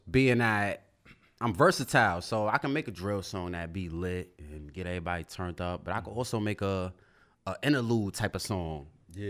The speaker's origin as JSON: {"language": "English", "town": "New York City", "region": "New York", "country": "United States", "said": "I'm from Brooklyn, New York."}